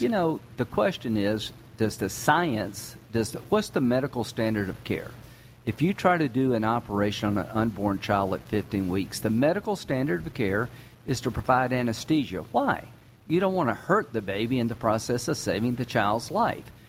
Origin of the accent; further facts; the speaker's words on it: South Carolina, United States; I'm from South Carolina